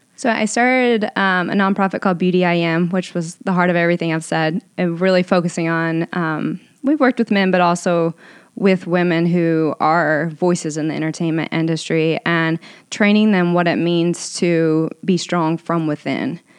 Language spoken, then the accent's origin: English; Owensboro, Kentucky, United States; now in Los Angeles, United States; I grew up in Owensboro, Kentucky, so super small town, very conservative.